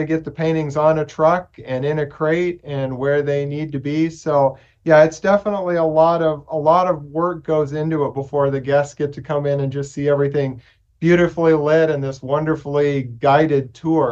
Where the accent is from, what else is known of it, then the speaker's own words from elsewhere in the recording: Nebraska and Kansas, Midwest, United States; Midwest boy, Nebraska and Kansas, so I grew up with the tornadoes.